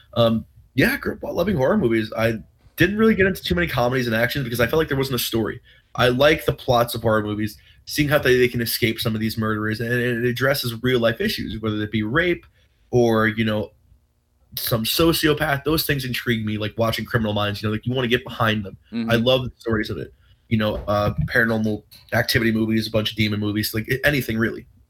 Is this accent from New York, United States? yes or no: yes; Rocky Point, New York, United States; I'm from Rocky Point, New York